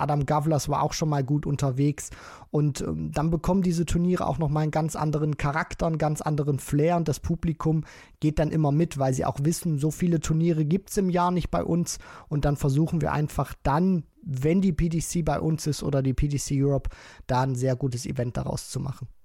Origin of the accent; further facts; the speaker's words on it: Germany; wir ja als Deutsche